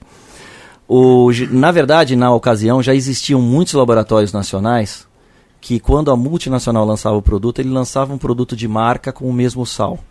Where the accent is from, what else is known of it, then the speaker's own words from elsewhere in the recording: São Paulo, Brazil; vem do bairro de Santana, que é o bairro que eu nasci. Eu sou de São Paulo.